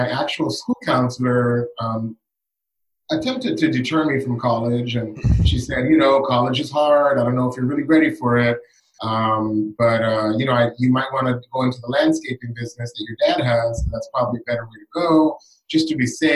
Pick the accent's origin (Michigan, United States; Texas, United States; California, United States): California, United States; Los Angeles; I was born and raised in Southeast Los Angeles